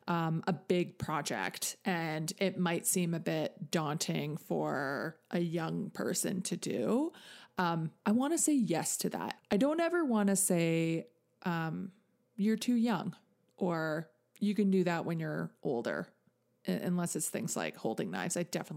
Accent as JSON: {"language": "English", "town": "St. Albert", "region": "Alberta", "country": "Canada", "tie": "born or raised there", "said": "my hometown in St. Albert"}